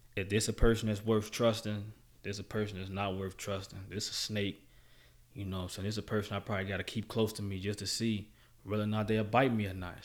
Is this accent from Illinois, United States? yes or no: yes; Chicago, Illinois, United States; my experience in Chicago was good